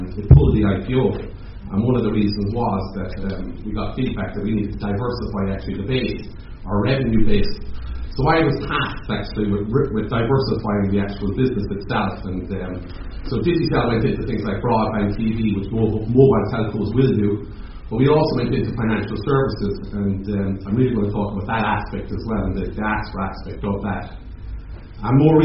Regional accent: Ireland; accent: Irish; moved away as an adult; also born or lived in United Kingdom / United States; now in Jamaica; I'm Irish, obviously, by my accent

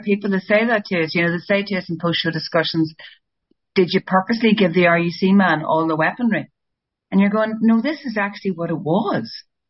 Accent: Ireland; But because we're Irish, we like to meander a bit.

